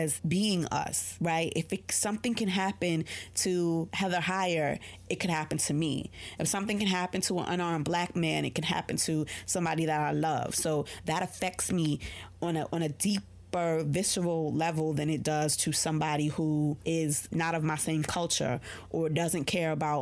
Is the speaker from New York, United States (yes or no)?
yes; New York, United States; I'm a New Yorker